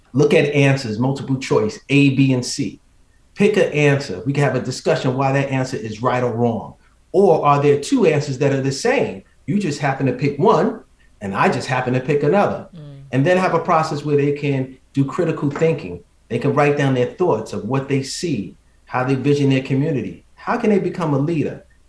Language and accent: English; New York City, New York, United States; growing up in the Bronx